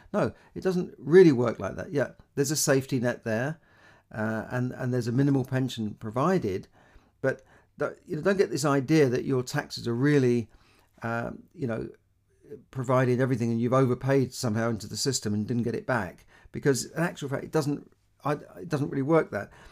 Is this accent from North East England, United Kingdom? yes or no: no; London, United Kingdom; born or raised there